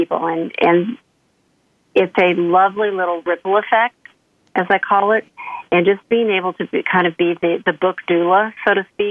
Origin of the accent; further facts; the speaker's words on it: Oklahoma, United States; I grew up in Oklahoma, kind of the southern Midwest.